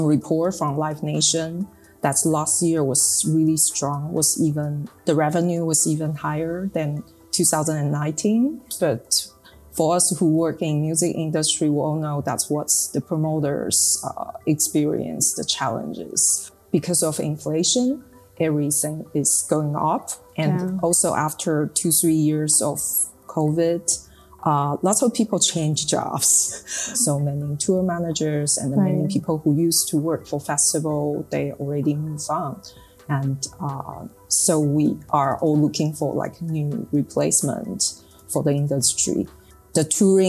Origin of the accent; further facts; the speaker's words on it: Taipei, Taiwan; also born or lived in Netherlands / United Kingdom; we are from Taipei